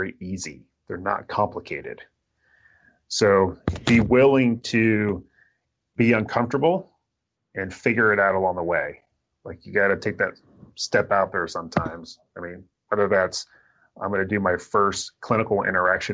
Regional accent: Tampa, Florida, United States; moved away as an adult; now in Seattle area, United States; when I grew up in Tampa

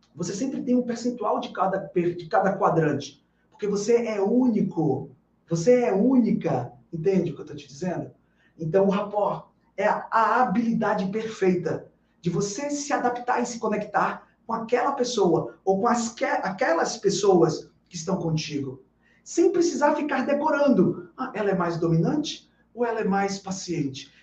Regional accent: Bahia, Brazil; Aqui na Bahia, na minha terra

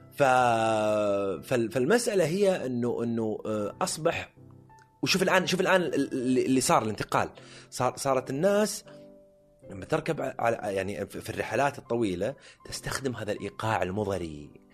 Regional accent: Jubail, Eastern Province, Saudi Arabia; انا من ابناء الجبيل الصناعيه

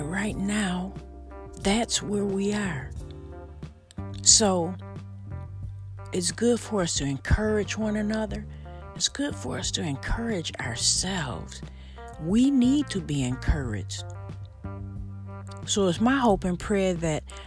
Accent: Buffalo, New York, United States; my hometown, Buffalo, New York

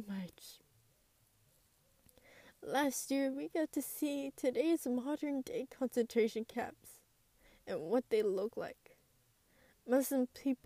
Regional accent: United States; I am a first-generation Hispanic American. I grew up here in America

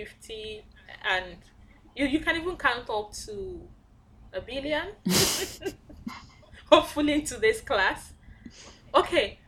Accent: Abia, Nigeria; I'm from Abia

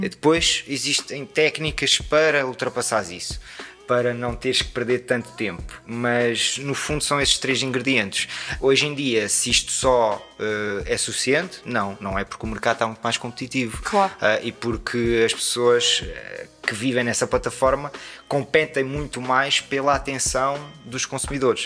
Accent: Portugal; moved away as an adult; also born or lived in Lisbon; o facto de vir daqui

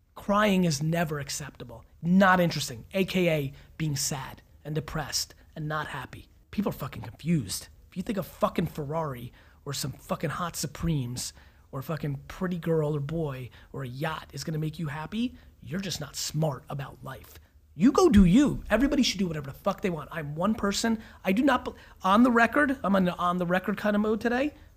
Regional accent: New Jersey, United States; I grew up in Jersey in the 80s

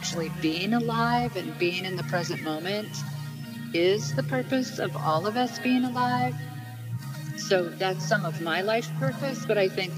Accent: Mount Shasta, California, United States; now in Vermont, United States; I grew up in Mount Shasta, California

